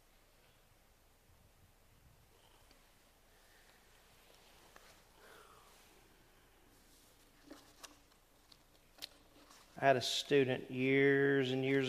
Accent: the South, United States; moved away as an adult; also born or lived in Greene, New York; I come from the South.

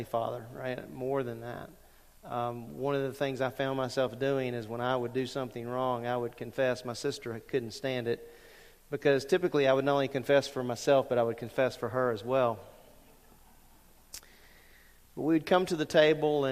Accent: Lake Charles, Louisiana, United States; moved away; when I was growing up at 1600 Sunset Drive in Lake Charles, Louisiana

